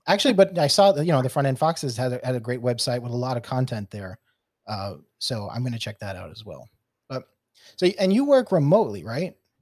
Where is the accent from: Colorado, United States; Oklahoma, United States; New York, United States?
New York, United States; New York City; moved away; I'm from, I'm from originally from New York City. Uh, being a New York City transplant